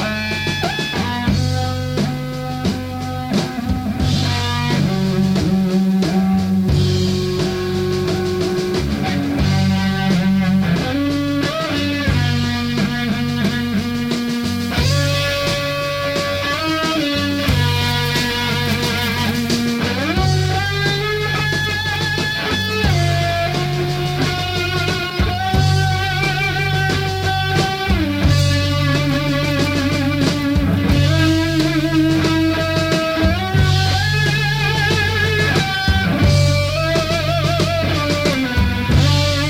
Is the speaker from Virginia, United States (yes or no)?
no; New York City, New York, United States; moved away; my hometown, New York City